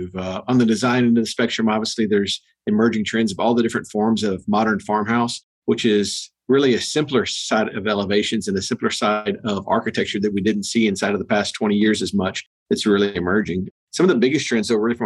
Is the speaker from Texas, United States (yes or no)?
yes; Texas, United States; moved away as an adult; also born or lived in Dallas, Texas; now in Atlanta, United States; we're originally from Texas